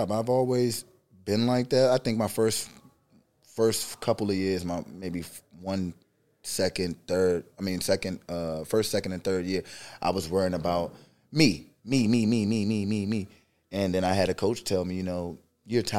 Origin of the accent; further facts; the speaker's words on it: Maryland, United States; also born or lived in Washington, D.C.; Yeah, a little bit about myself. Um, from Maryland.